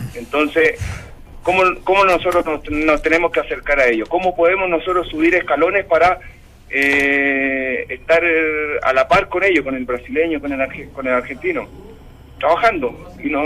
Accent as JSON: {"language": "Spanish", "country": "Chile", "said": "como deportistas chilenos"}